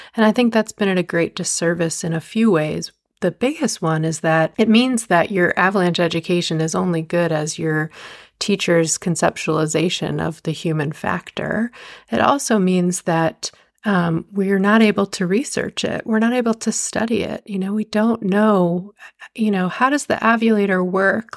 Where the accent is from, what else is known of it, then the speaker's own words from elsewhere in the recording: just outside New York City, United States; moved away as an adult; also born or lived in Montana; I grew up just outside New York City